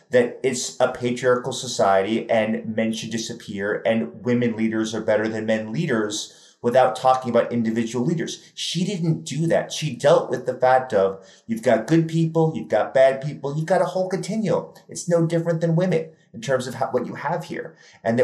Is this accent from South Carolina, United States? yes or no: no; New York City, New York, United States; I'm from New York City